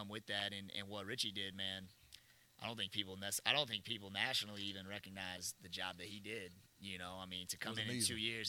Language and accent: English; Houston, Texas, United States; moved away as an adult; also born or lived in D.C. area; now in Thibodaux, United States; I'm from Houston, so like I've been around the Southland my whole life.